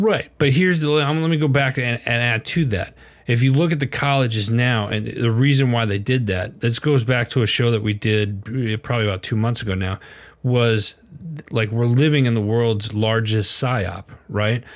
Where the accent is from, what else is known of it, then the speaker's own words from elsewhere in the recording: Wisconsin, United States; I was born and raised in Wisconsin, we were a much further further north